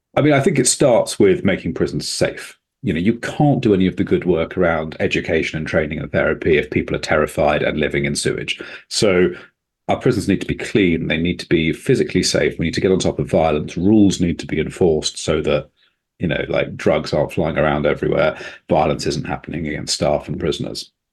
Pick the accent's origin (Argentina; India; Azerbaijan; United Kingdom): United Kingdom; England; a kind of white Englishman with my accent, I was treated differently